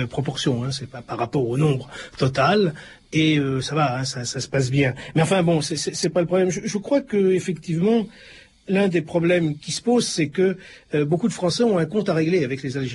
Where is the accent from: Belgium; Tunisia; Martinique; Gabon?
Tunisia; moved away as an adult; now in France; Je suis tunisien. Quand je suis parti de là-bas, j'avais déjà mon bac. Puis j'avais cru que la France, quoi, c'était le paradis, quoi.